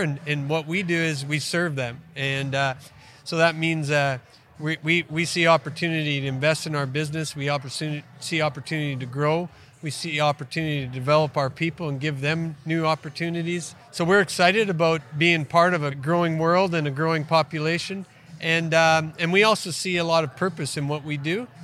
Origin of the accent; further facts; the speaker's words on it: Western Canada, Canada; moved away as an adult; now in Australia; I grew up in Western Canada, grew up on a family farm